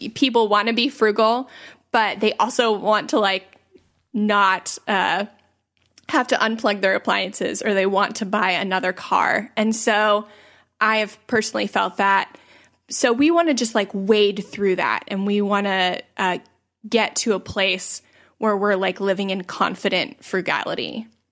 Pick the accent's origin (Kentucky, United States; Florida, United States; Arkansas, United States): Florida, United States; St. Petersburg; I was born in nineteen eighty-nine in Saint Petersburg, Florida. So that currently makes me twenty-eight, almost twenty-nine. Uh, and I still live in Saint Petersburg, Florida